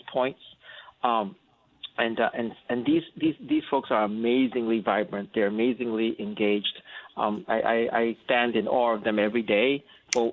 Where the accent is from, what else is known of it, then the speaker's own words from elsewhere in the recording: Singapore; moved away as an adult; also born or lived in North Carolina, United States; now in United States; I'm actually originally from Singapore, and I came over here and I went to Duke University